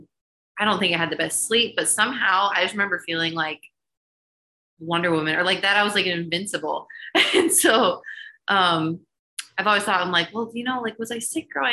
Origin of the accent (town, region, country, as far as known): Middleburg Heights, Ohio, United States; born or raised there; moved away as an adult; now in Charlotte, United States